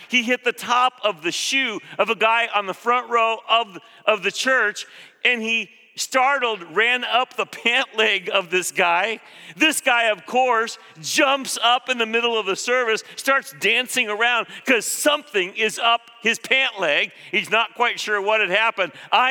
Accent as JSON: {"language": "English", "country": "Philippines", "tie": "born or raised there", "said": "I grew up in the Philippines. When I was 6 years old, we moved to that tropical place, hot, humid"}